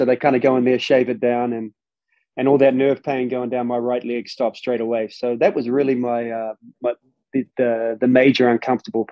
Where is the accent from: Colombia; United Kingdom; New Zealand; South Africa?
New Zealand; moved away as an adult; growing up over there, man, different place